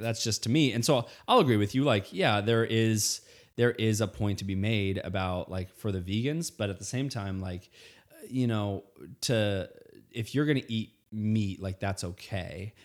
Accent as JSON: {"language": "English", "region": "Indiana", "country": "United States", "tie": "born or raised there", "said": "I grew up in Indiana"}